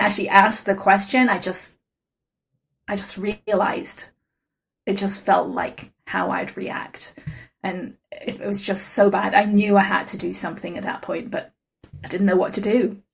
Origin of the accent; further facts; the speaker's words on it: England, United Kingdom; moved away as an adult; now in United States; when I moved out to the States from England when I was 21